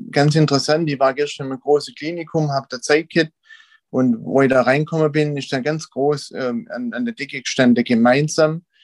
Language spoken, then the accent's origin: German; Wiedershausen, Germany; Ich bin aus Wiedershausen, da geboren und auch irgendwie nicht groß rauskommen.